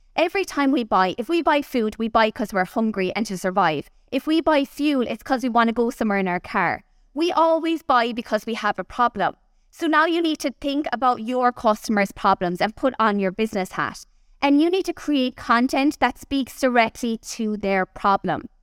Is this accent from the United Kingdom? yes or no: no; Kerry, Munster, Ireland; I'm from Kerry, down the other side of the country